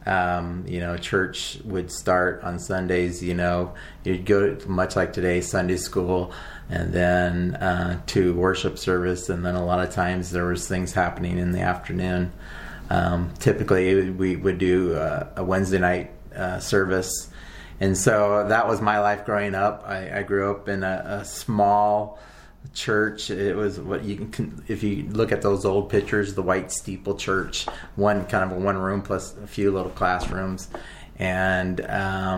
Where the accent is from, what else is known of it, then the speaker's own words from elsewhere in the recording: Iowa, United States; moved away as an adult; also born or lived in Wyoming / South Dakota; now in Port Orchard, United States; I was born and raised in the Midwest in Iowa, mostly on a farm